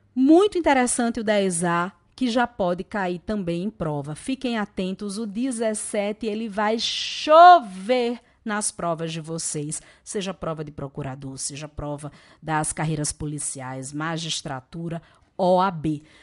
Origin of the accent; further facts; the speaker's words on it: Natal, Rio Grande do Norte, Brazil; accent: Natal accent; Eu sou do Nordeste, esse sotaque é lá de Natal e a gente fala mangá